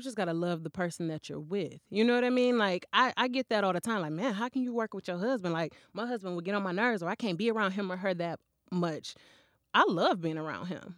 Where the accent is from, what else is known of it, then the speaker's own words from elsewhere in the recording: Flint, Michigan, United States; I grew up in Flint.